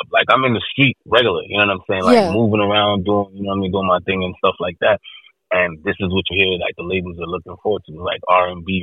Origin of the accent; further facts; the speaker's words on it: Jamaica; accent: Jamaican; moved away; also born or lived in Bronx, New York; by way of the Bronx, New York. But I was raised in Jamaica because my background is Jamaican.